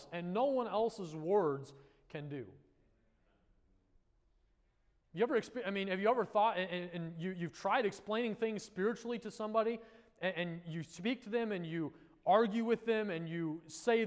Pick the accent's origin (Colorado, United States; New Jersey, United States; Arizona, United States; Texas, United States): Colorado, United States; now in South Florida, United States; Where I grew up in Colorado